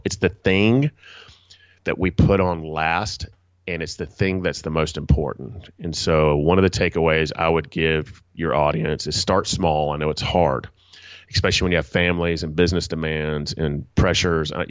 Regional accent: Atlanta, Georgia, United States; I'm from Atlanta, Georgia, in Southeast United

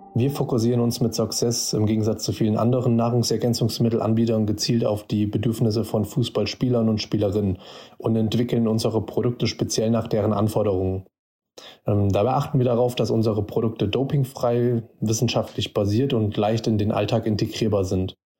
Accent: Fulda, Hesse, Germany; kommen beide aus Fulda und sind fast schon unser halbes Leben lang befreundet.

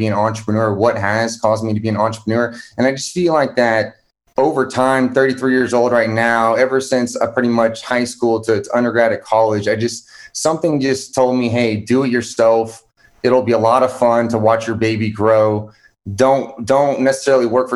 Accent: Houston, Texas, United States; I'm originally from Houston, Texas.

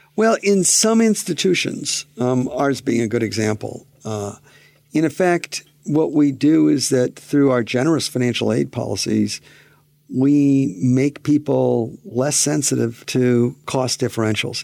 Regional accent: Pontiac, Michigan, United States; I grew up in Pontiac, Michigan

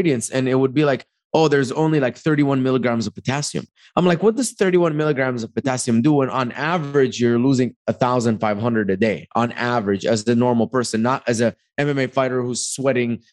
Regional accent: Dubai, United Arab Emirates; also born or lived in Egypt; now in United States; came to America in 2011. I grew up in Dubai. I was born in Egypt.

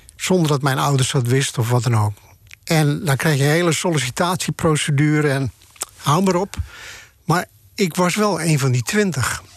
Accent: Bloemendaal, North Holland, Netherlands; moved away as an adult; also born or lived in Haarlem; now in Amsterdam, Netherlands; ik kwam uit Haarlem en Bloemendaal.

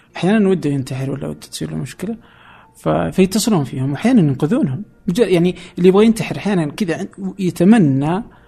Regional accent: Saudi Arabia; عندنا في السعوديه

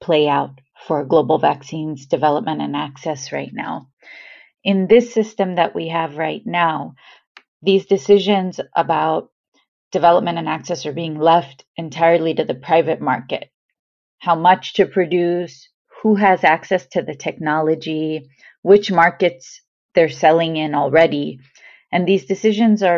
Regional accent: United States; I say this as an American

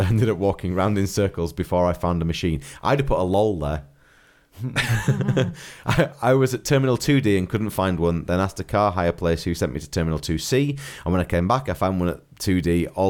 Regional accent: United Kingdom; We didn't do that with any of our stuff when we came back because we couldn't be bothered because we're lazy British.

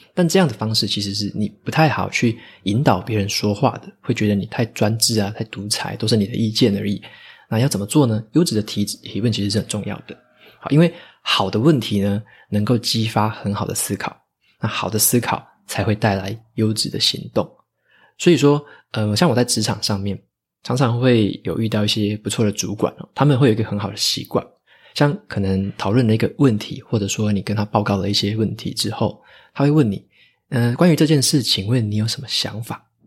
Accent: Taitung, Taitung County, Taiwan; moved away; 回台东那边，我的老家去施打

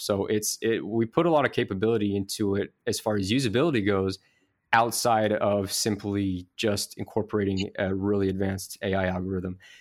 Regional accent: Idaho Falls, Idaho, United States; I actually am from Idaho Falls, Idaho

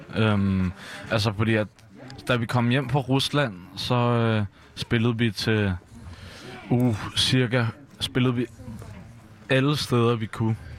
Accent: Copenhagen, Capital Region of Denmark, Denmark; Jeg er vokset op herude på Christiania

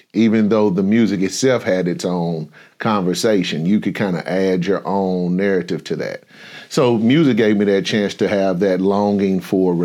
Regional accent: St. Louis, Missouri, United States; I grew up in St. Louis, Missouri

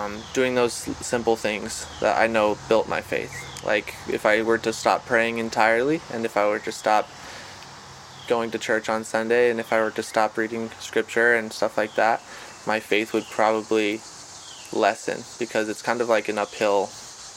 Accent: Arizona, United States; now in North Carolina, United States; In North Carolina, I'm from Arizona originally.

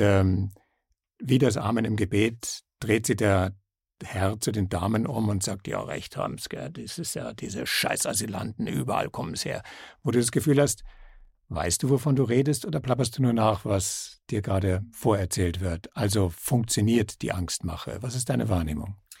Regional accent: Salzburg, Austria; bei uns in Salzburg

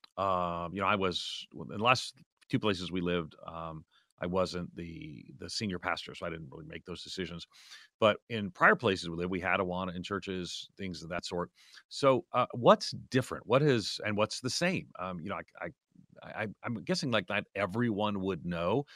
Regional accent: outside of New York City, United States; moved away; also born or lived in Orlando; my parents, we grew up nominally Catholic outside of New York City

